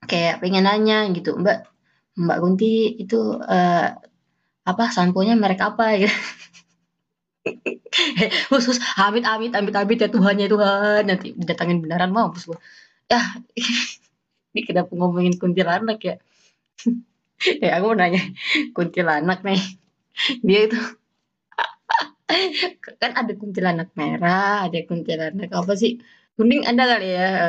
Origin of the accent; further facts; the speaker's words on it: Mempawah, West Kalimantan, Indonesia; aku kan asal dari Kalimantan Barat ya Pontianak ya Pontianak itu kota aja lah gitu ya aku juga kota sih Mempawah